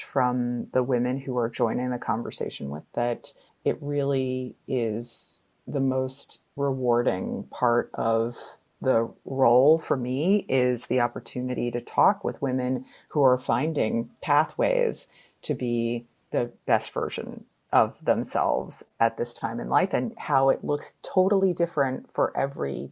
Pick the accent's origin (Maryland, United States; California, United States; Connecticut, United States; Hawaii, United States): Connecticut, United States; I grew up in Connecticut